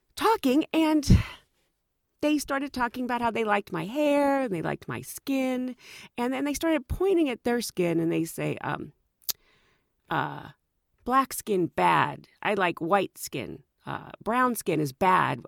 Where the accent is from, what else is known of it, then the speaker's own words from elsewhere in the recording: United States; I was from the United States